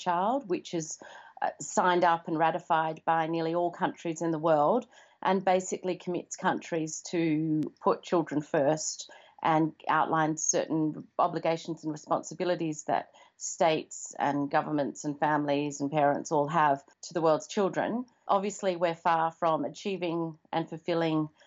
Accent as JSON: {"language": "English", "town": "Perth", "region": "Western Australia", "country": "Australia", "tie": "born or raised there", "also_born_or_lived": "Zambia / New York / China", "moved": "as an adult", "lives_now": "Perth, Australia", "said": "I grew up in Perth"}